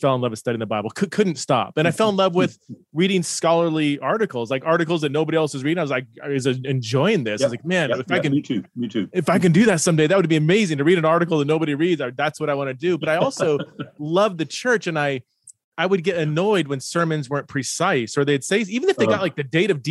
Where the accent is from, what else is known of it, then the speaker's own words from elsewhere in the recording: United States; also born or lived in United Kingdom; being American, studying in the UK for 3 or 4 years, and then coming back to America